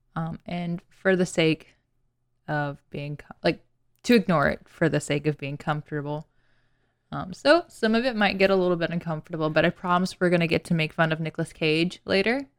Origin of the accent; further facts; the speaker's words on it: the South, United States; being from the South